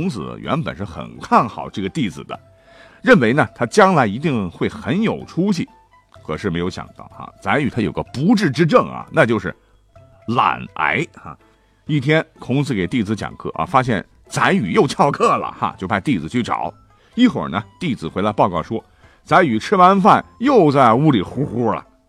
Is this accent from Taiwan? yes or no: no; China; 我们中国人已经有了一日三餐的习惯。